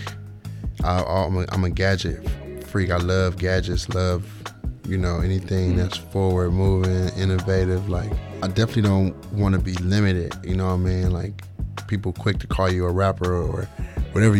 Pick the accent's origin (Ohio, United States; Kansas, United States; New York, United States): Ohio, United States; Cleveland; moved away; we're from Cleveland, you know what I mean? From the ghetto